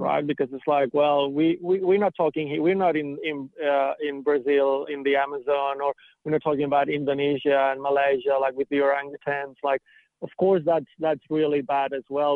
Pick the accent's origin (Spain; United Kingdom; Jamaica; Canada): Spain; near Barcelona, Catalonia; moved away as an adult; now in Australia; I grew up in Spain, right? Like I've I've uh, I've been in Australia for about eight years, and I grew up in um, in Catalonia mm-hmm. and near Barcelona